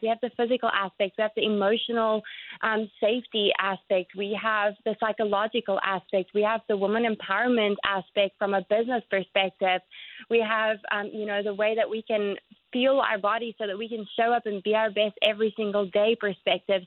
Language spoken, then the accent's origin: English; South Africa; moved away as an adult; now in Jacksonville, United States; my home country, South Africa